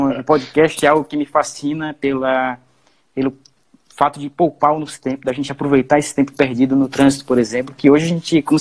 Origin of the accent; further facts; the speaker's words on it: Maranhão, Brazil; Bem, eu sou maranhense, um maranhense do pé rachado. Minha família tem raízes interioranas aqui no estado do Maranhão. A gente vem de um município pequeno, de cerca de 15 mil habitantes. E quando eu fui, era pequeno, vim para a capital.